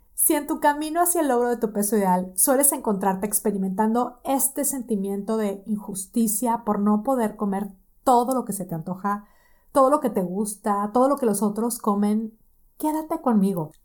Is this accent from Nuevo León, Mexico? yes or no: yes; Monterrey, Nuevo León, Mexico; moved away as an adult; now in Boston, United States; Yo soy de Monterrey, tengo ya casi 12 años de no vivir en Monterrey